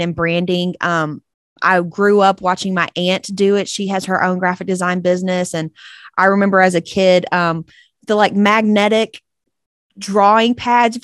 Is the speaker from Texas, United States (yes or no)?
yes; East Texas, United States; accent: twang; From good old East Texas, if you couldn't tell by my twang.